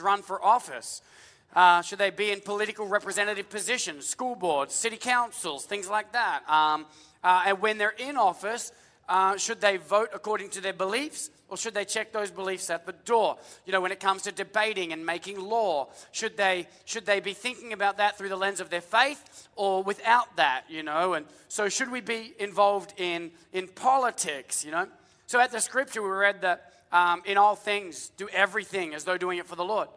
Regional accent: Australia; now in United States; as an Australian

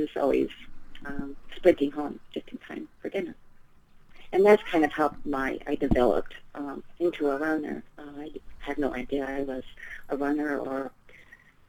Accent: Port Townsend, Washington, United States; I grew up in the Pacific Northwest

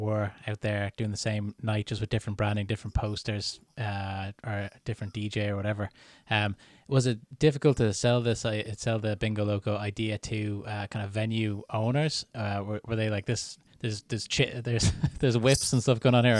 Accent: Dublin, Leinster, Ireland; I grew up in Dublin

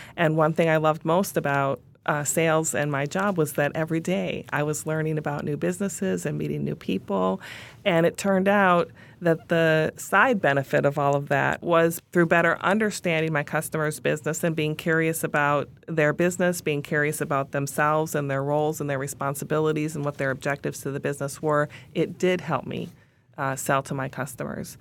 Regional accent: Minneapolis, Minnesota, United States; we're headquartered in Minneapolis, in my hometown.

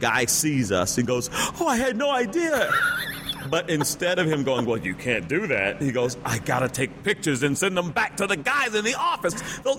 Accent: the South, United States; So I'm from the South

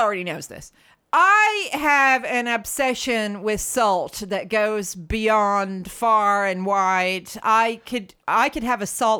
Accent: United States; moved away; growing up in the States

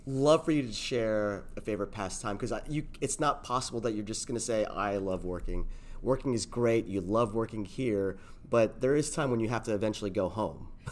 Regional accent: South Florida, United States; I'm from South Florida

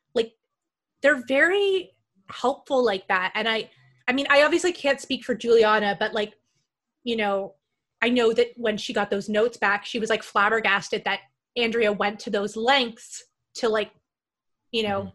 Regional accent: Canada; now in United States; I'm Canadian.

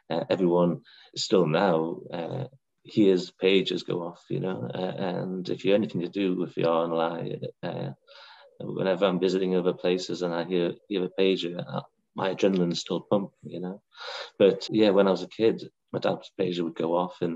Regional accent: Blyth, North East England, United Kingdom; also born or lived in Whitley Bay; now in North Shields, United Kingdom; I grew up in Blythe and then we moved along to Whitby Bay

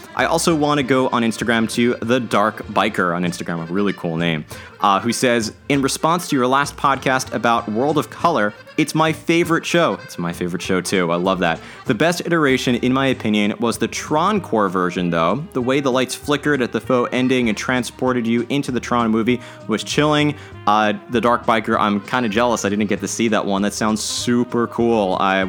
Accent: New Orleans, Louisiana, United States; We are from New Orleans originally, so I understood the theme.

